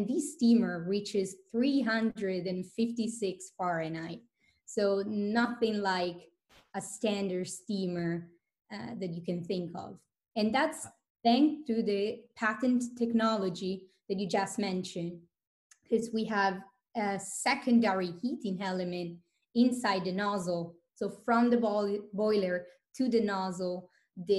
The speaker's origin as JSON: {"language": "English", "town": "Vicenza", "region": "Veneto", "country": "Italy", "tie": "born or raised there", "also_born_or_lived": "Boston, United States", "second_language": "English", "moved": "as an adult", "lives_now": "Palo Alto, United States", "said": "born and raised in Italy in the northern part called Vicenza, so near Venice"}